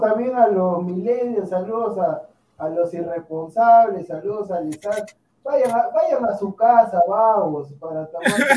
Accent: Peru; yo como peruano

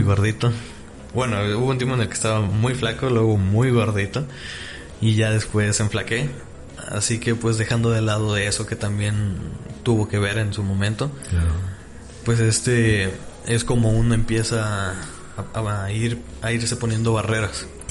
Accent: Tlaquepaque, Jalisco, Mexico; soy orgullosamente tapateo. Nací en Tlaquepaque

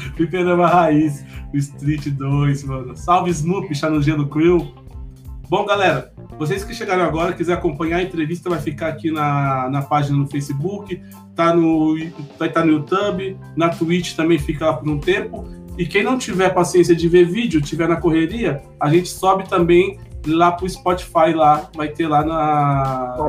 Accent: Mogi das Cruzes, São Paulo, Brazil; eu sou de Mogi das Cruzes mesmo, Mogi é minha cidade

